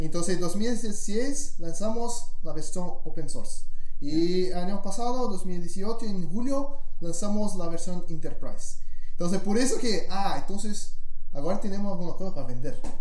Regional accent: Brazil; first language Portuguese; Spanish is a second language; soy brasileño

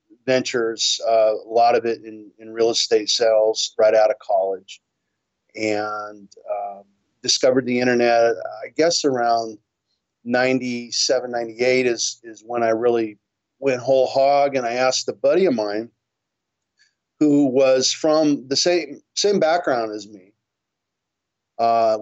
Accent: Hawthorne, California, United States; now in Torrance, United States; you said I'm from Hawthorne, California. That's where I started. About 50 years ago, but I now am down the road a little bit in Torrance, California. I've been in the South Bay most of my life

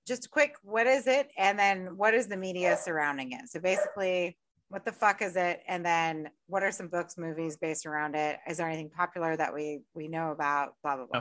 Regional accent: United States; I'm American

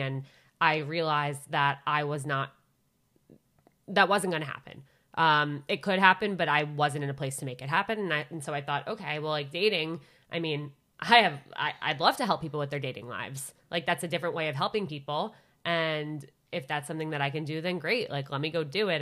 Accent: Westchester County, New York, United States; also born or lived in Syracuse; I'm from a suburb of New York, Westchester County.

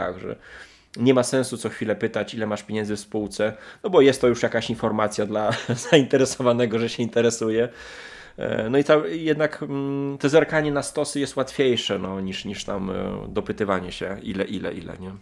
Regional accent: Lublin, Lublin Voivodeship, Poland; u nas w Lublinie

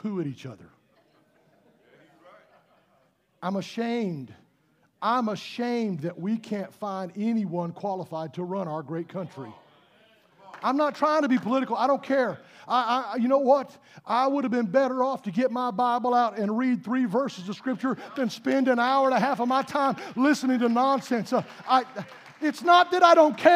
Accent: United States; I am glad that I was born in this country, live in this country

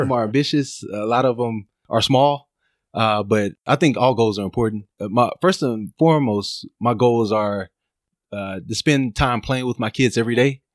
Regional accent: Dallas, Texas, United States; now in Los Angeles, United States; I'm from Dallas, Texas

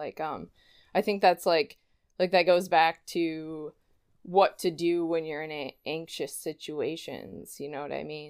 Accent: Wiesbaden, Hesse, Germany; born there; first language German; English is a second language; But prior to that I was born in Wiesbaden, Germany.

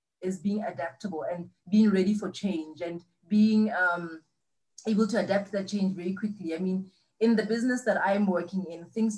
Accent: Selebi-Phikwe, Central District, Botswana; also born or lived in Serowe; I was raised in Pikwe, in Silibe Pikwe

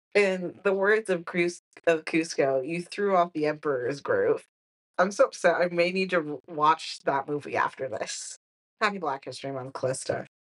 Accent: Texas, United States; I'm from Texas

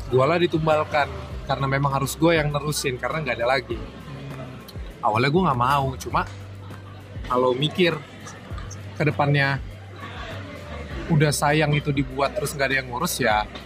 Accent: Jakarta, Indonesia; born there; apalagi gue dari lahir di Jakarta

